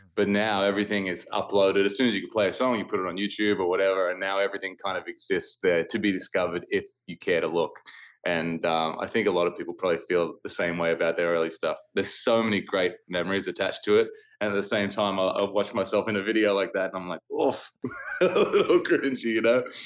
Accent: Australia; moved away as an adult; now in United States; when I go back to Australia, the whole country feels like my hometown

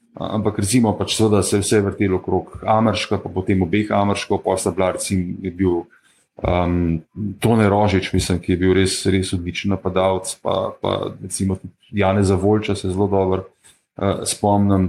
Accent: Ljubljana, Central Slovenia, Slovenia; jaz sem rojen v Ljubljani, eh, sem pa v bistvu potomec beguncev iz Štajerske

